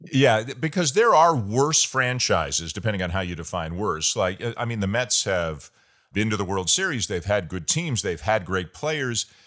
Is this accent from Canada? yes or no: yes; Toronto, Ontario, Canada; I'm from Toronto and I'm a Maple Leafs fan